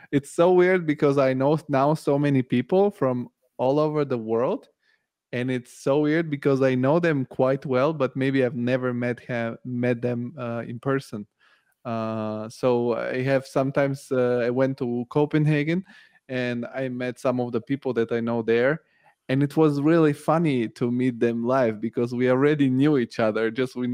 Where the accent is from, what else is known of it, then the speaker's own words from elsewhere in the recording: Bulgaria; English is a second language; because I'm from Bulgaria, V-Ray is from Bulgaria. Bulgaria is a big hub for for Archviz, and so this is how I found out.